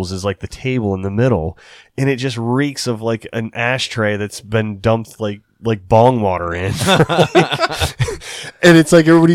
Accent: United States; a buddy I grew up with on the Eastern Shore

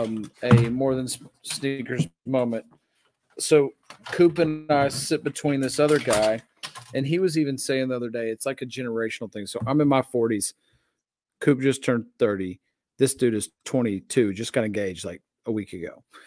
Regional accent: Antioch, Tennessee, United States; I'm from Antioch, Tennessee.

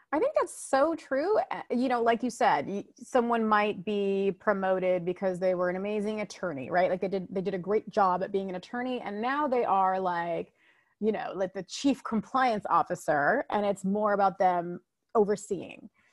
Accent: United States; I am a first generation American, meaning my mom and dad immigrated here, and then I was born here in America

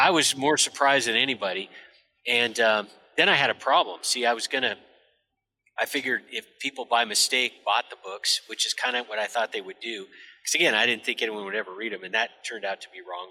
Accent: United States; I grew up by the Canadian border, so I'm I'm functionally Canadian

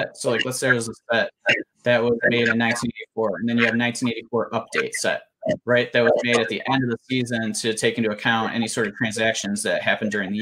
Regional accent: United States; my experience as an American collector

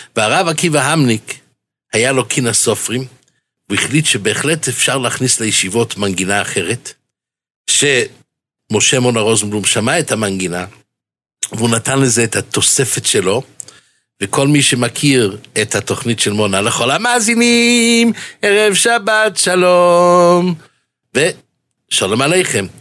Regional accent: Jerusalem, Jerusalem District, Israel; בילדותי גדלתי בשערי חסד

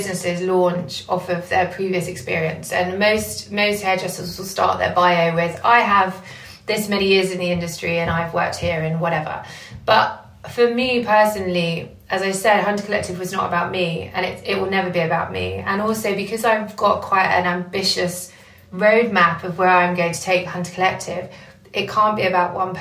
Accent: Essex, East of England, United Kingdom; moved away as an adult; now in London, United Kingdom; I'm a hairdresser from Essex and who moved to London 5 years into her career

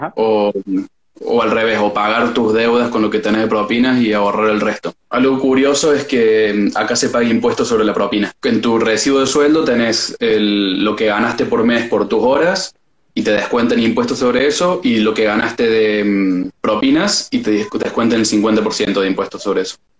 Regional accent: Córdoba, Argentina; moved away as an adult; now in Norway; soy de Córdoba, Córdoba capital

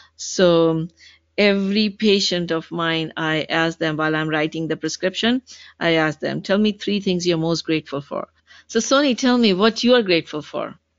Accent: Pakistan; now in Seattle, United States; a 19 year old Pakistani girl.

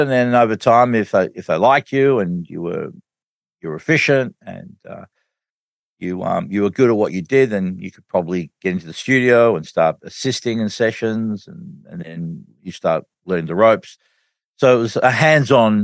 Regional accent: Australia; I'm from Australia

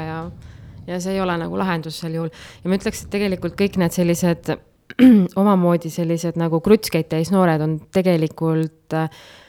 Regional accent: Nõuni, Valga County, Estonia; moved away as an adult; now in Puka, Estonia; ma sündisin äh, tegelikult Kohtepää lähedal Nõuni külas mm. ja kasvasin seal, alustasin kooliteed Nõuni algkoolis. edasi liikusin Otepää gümnaasiumisse

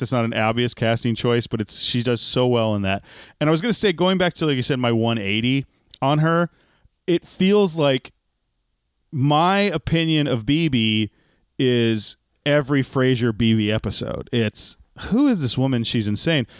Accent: Texas, United States; as a Texan

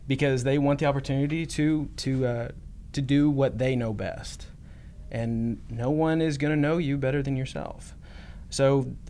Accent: Oklahoma, United States; I'm Oklahoma born and bred

